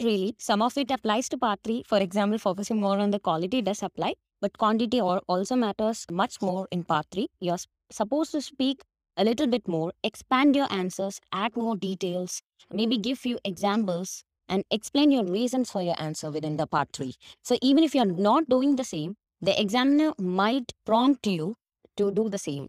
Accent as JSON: {"language": "English", "region": "Kerala", "country": "India", "accent": "Indian", "second_language": "English", "said": "I'm from Kerala, which is a tiny part of God's, you know, God's country, India"}